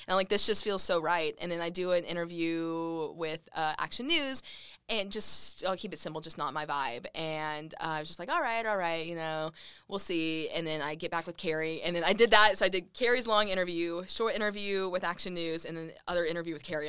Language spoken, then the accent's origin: English; Lubbock, Texas, United States; moved away as an adult; now in Redding, United States; Lubbock, my hometown.